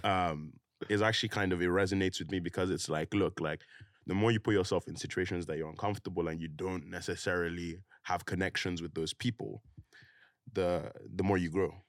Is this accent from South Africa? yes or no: no; Nigeria; moved away; also born or lived in United Kingdom; I grew up there